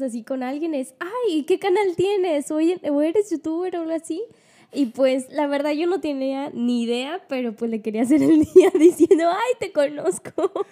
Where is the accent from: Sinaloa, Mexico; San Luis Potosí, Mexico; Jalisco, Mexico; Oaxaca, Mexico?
San Luis Potosí, Mexico; Ciudad Valles; yo soy de Valles, soy Ciudad Valles, en Luis Potosí